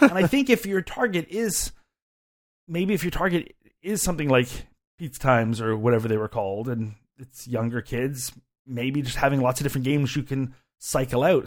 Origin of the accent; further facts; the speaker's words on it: Canada; I am a Canadian